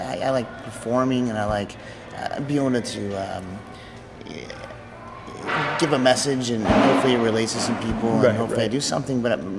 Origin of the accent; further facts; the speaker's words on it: Edmonton, Alberta, Canada; now in New York, United States; I live in New York mostly, but I'm from Edmonton, Canada.